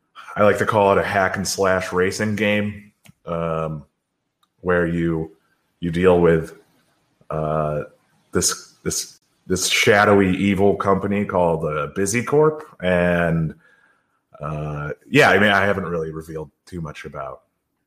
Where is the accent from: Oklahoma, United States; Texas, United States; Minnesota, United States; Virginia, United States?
Minnesota, United States; Minneapolis; now in Philadelphia, United States; I'm from Philly. I'm not from there. I'm originally from Minneapolis